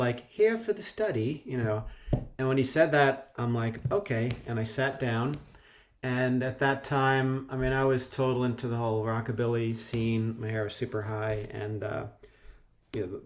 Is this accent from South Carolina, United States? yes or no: no; New Jersey, United States; moved away as an adult; also born or lived in Colorado / London; I grew up in New Jersey, right near New York City